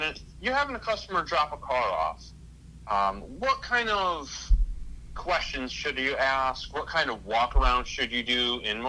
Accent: Prospect, Connecticut, United States; I'm from Prospect, Connecticut

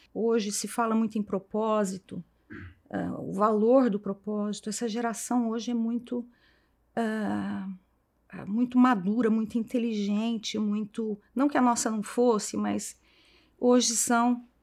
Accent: Franca, São Paulo, Brazil; moved away as an adult; now in São Paulo, Brazil; venho de Franca, me formei, estudei em Franca. Vim para São Paulo para cursar o meu mestrado

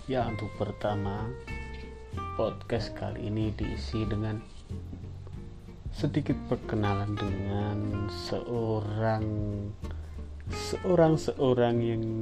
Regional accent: Wonosobo, Central Java, Indonesia; Yang paling terkenal itu Dieng bagian timur yang diterletak terletak di kota Wonosobo. Nah, disitulah kotaku. Kota yang sejuk, yang adem, yang dingin

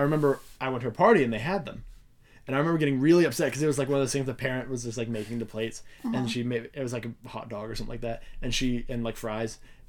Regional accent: the South, United States; I'm from the South

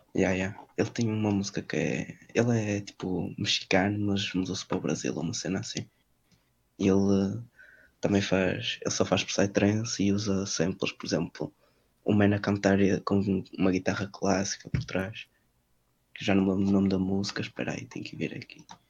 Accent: Vila Nova de Famalicão, Norte, Portugal; também sou de Famalicão, tenho 17 anos

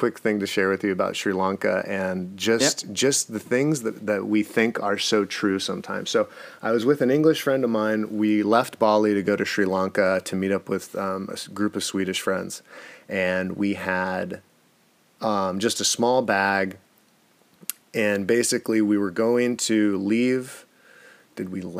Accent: United States; also born or lived in California; being super American

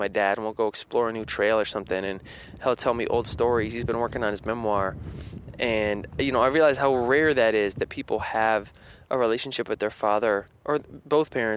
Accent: Spencer, United States; moved away; growing up in Spencer

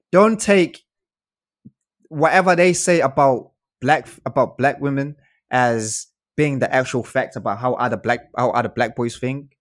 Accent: South Africa; moved away; I grew up in South Africa with my grandma

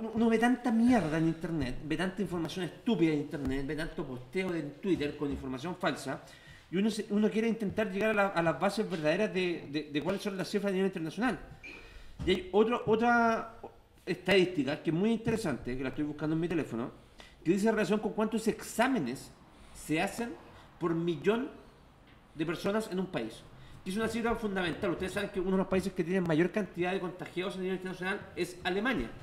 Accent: Santiago, Santiago Metropolitan Region, Chile; los que somos de Santiago Centro

